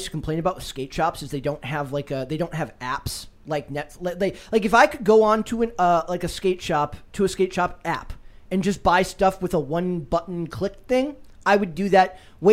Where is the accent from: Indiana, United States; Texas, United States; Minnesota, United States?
Minnesota, United States; moved away; the state of Minnesota, my home state